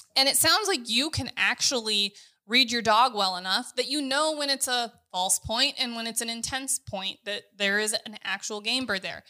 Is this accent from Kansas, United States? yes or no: yes; Kansas, United States; We're from Kansas